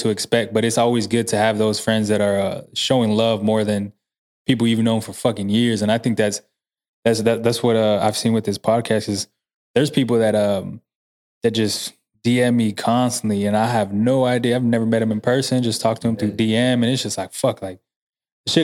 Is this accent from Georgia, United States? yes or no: no; San Antonio, Texas, United States; also born or lived in Corpus Christi, Texas; my parents divorced when I was six. Moved here and then just lived here ever since